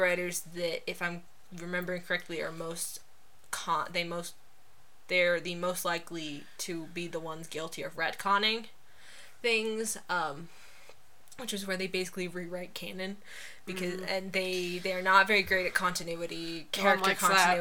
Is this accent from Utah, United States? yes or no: yes; Utah, United States; I grew up in Utah